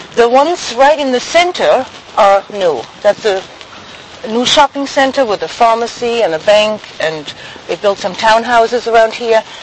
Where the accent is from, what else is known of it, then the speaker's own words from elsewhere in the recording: Schweinfurt, Bavaria, Germany; in my hometown actually, I mean, I grew up with American military as well, because we had two camps in my hometown, Schweinfurt